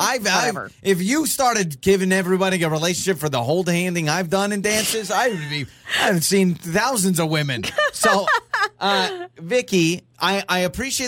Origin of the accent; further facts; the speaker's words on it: Moscow, Idaho, United States; The station I grew up listening to in Moscow, Idaho